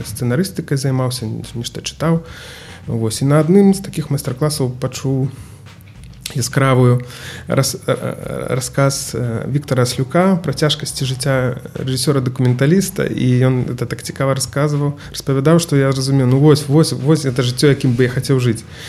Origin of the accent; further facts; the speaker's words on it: Grodno, Grodno Region, Belarus; я таксама гарадзенец